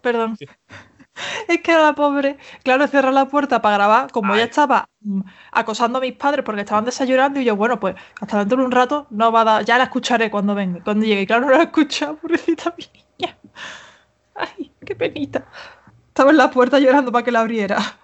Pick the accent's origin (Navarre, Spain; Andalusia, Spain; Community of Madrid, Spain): Andalusia, Spain; Seville; soy de Sevilla. soy andaluza